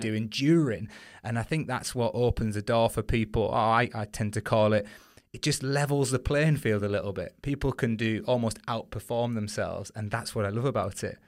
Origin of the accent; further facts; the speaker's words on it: United Kingdom; as British competitors